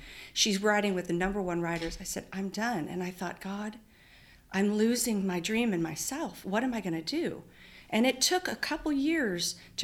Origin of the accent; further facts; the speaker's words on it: Antelope Valley, California, United States; also born or lived in Oklahoma; I was born in Oklahoma, but raised in the high desert in California